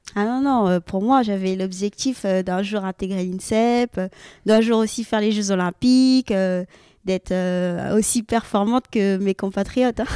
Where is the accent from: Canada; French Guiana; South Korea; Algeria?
French Guiana; moved away; also born or lived in Rennes; j'ai découvert le judo comme ça, donc dans mon club en Guyane parce que j'ai grandi en Guyane.